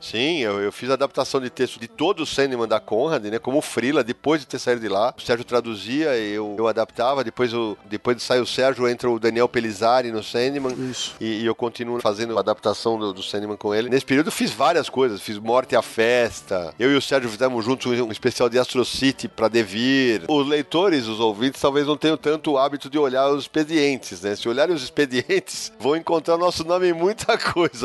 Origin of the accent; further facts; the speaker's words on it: São Paulo, Brazil; eu sou da Moca